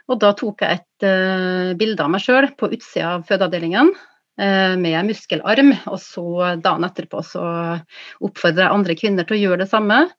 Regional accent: Kristiansund, Møre og Romsdal, Norway; Ja, jeg kommer fra Kristiansund. Jeg er født der, så jeg er født på fødeavdelinga

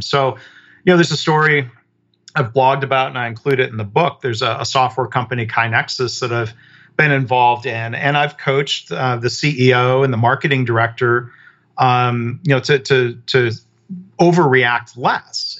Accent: Michigan, United States; I grew up in Michigan around the auto industry.

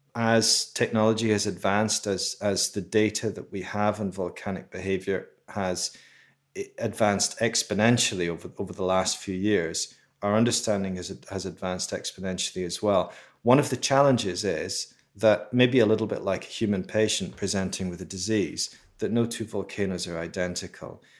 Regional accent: Edinburgh, Scotland, United Kingdom; I grew up in Edinburgh in Scotland

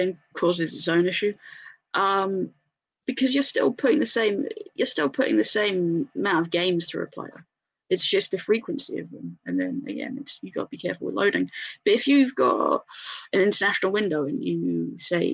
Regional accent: England, United Kingdom; I'm English.

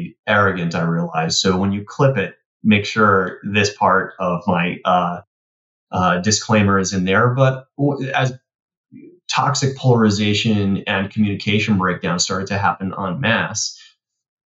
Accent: New York City, New York, United States; growing up in Queens on the, the schoolyard

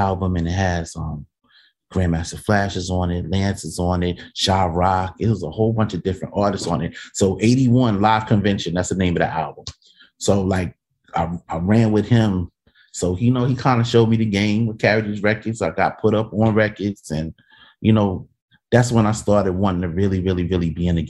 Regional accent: New York City, New York, United States; I'm from Soundview

